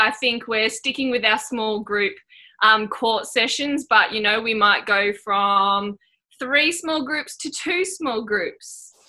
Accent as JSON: {"language": "English", "town": "Anglesey", "region": "Wales", "country": "United Kingdom", "tie": "born or raised there", "said": "I grew up in Anglesey, little town there, so wasn't aware that, you know, the top level of netball that you could play."}